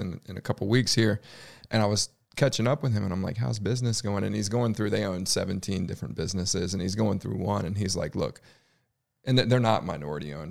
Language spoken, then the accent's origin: English; United States; now in Charlotte, United States; I grew up in the Washington, D C suburbs